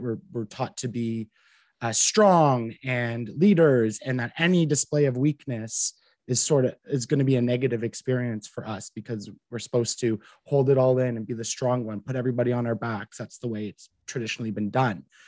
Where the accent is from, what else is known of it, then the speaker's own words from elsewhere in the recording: Ottawa, Ontario, Canada; I'm from Ottawa. I grew up in a small town just a, a little bit out, um, 20 minutes outside of Ottawa. So I've basically been here my entire life